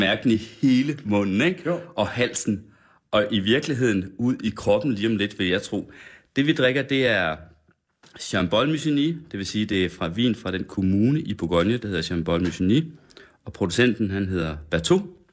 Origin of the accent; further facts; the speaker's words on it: Sønder Felding, West Jutland, Central Denmark Region, Denmark; now in Copenhagen, Denmark; Sønder Fælling i Vestjylland, den lille landsby, hvor jeg kommer fra